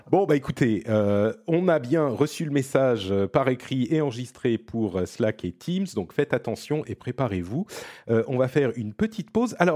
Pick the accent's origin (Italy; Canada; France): Italy; French is a second language; les gens vont se rendre compte que je suis un vrai Italien.